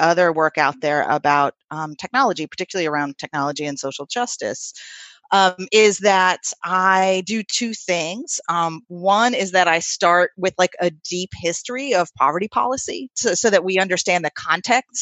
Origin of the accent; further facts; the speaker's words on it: Troy, New York, United States; my hometown of Troy, New York